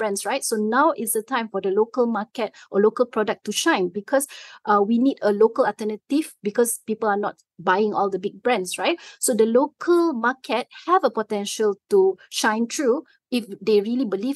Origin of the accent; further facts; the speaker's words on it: Malaysia; as a Malaysian